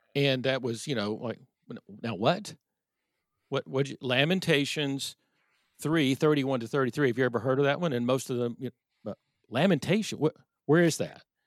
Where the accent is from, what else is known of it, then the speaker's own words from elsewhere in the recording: Irving, Texas, United States; I grew up in Irving, Texas